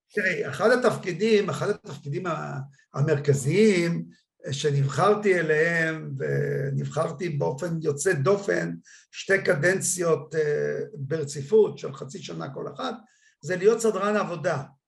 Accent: Kiryat Malakhi, Southern District, Israel; born or raised there

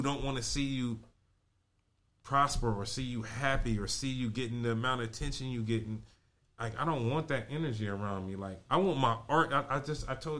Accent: Compton, California, United States; I grew up in Compton as an only child

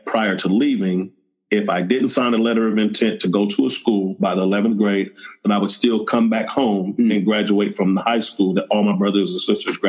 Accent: Oakland, California, United States; I grew up in Oakland, California.

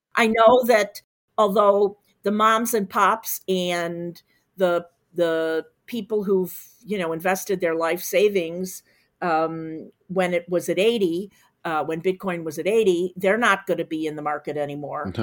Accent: Chicago, Illinois, United States; I, I'm from Chicago

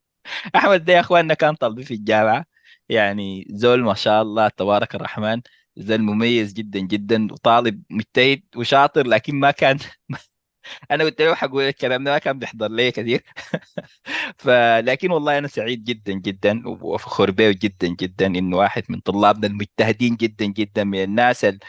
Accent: Sudan; نحن كسودانيين

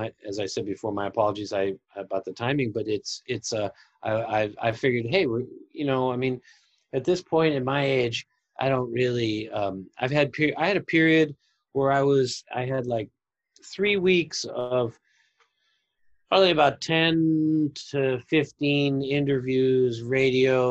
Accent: Brookline, Massachusetts, United States; also born or lived in Amsterdam; now in New York, United States; I grew up in Brookline, Massachusetts. I moved to New York.

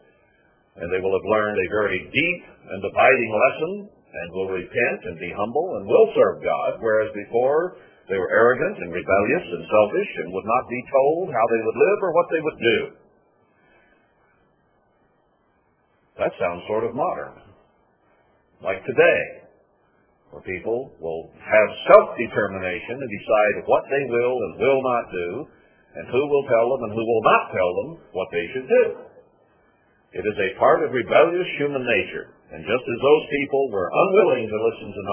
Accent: United States; We in America

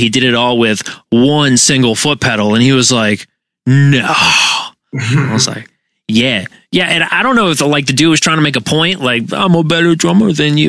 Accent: Massachusetts, United States; We're from Massachusetts.

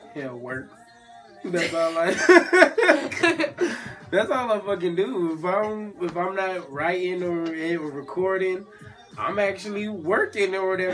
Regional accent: California, United States; now in Atlanta, United States; California, like the West Coast, we got a dry heat

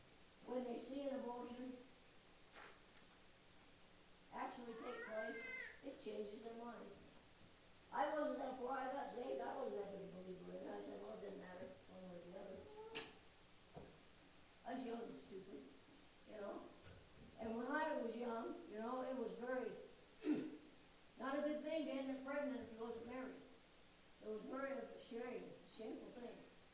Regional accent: United States; But I'm thankful to be born a Christian. I was born in America, and I'm thankful that I accepted Christ as my Savior.

